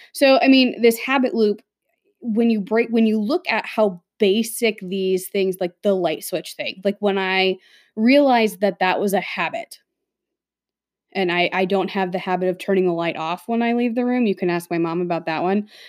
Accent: Midwest, United States; growing up in the Midwest

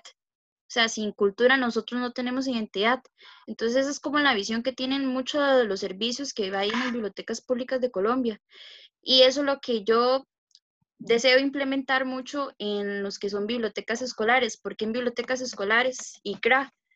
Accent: Alajuelita, Concepción Abajo, San José, Costa Rica; soy de La Jolita, Concepción Abajo

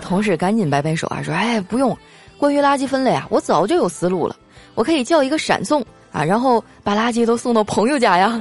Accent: Northeast China, China; moved away; 好久都没吃家乡菜了， 就挑一东北菜馆儿

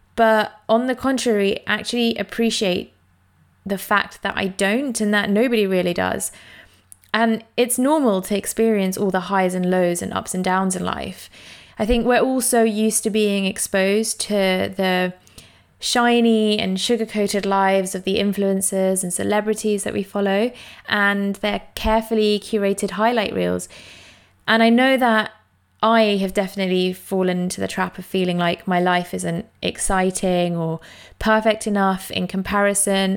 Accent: London, United Kingdom; I grew up in East London

